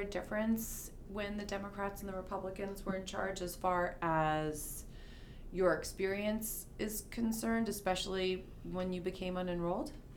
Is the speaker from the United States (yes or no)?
yes; New York City, New York, United States; moved away as an adult; also born or lived in Massachusetts; now in Maine, United States; I was born and raised in New York City